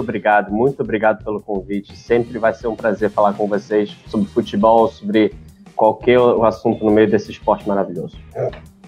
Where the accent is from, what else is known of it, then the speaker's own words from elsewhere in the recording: Solihull, West Midlands, United Kingdom; no bairro onde eu nasci. Começou em Solihull.